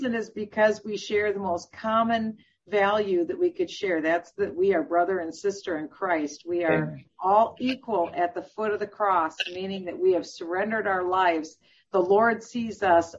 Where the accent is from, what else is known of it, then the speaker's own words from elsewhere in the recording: Iowa, United States; moved away; also born or lived in Minnesota; I was born in Iowa, and I was part of a middle-class family.